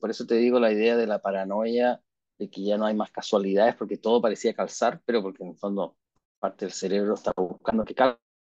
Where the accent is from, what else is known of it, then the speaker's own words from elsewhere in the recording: Chile; somos chilenos al final